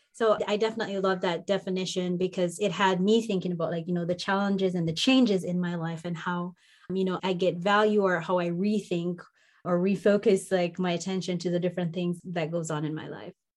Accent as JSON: {"language": "English", "country": "Jamaica", "tie": "born or raised there", "also_born_or_lived": "Minnesota", "moved": "as an adult", "said": "where I grew up in the warm mountains of Jamaica"}